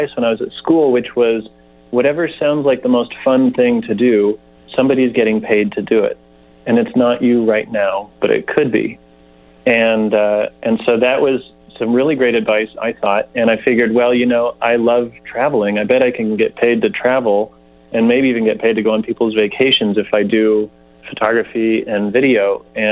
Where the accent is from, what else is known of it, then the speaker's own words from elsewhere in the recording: Nevada County, California, United States; I'm from Nevada County, third generation